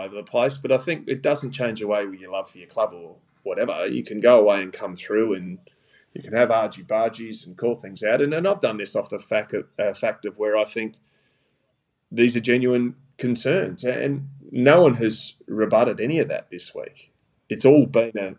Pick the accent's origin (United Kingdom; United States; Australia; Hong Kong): Australia; South Australia; Port Adelaide provided me with an opportunity to play in my home state at my home club